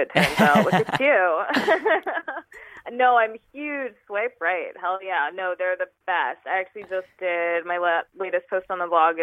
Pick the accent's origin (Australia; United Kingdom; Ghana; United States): United States; New York; moved away as an adult; also born or lived in California; So I'm originally from New York. I moved from New York to California.